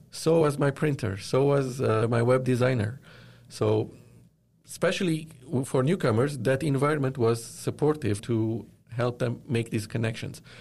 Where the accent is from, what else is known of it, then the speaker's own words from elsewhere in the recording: Lebanon; moved away as an adult; also born or lived in Dubai, United Arab Emirates; now in Toronto, Canada; I was born and raised in Lebanon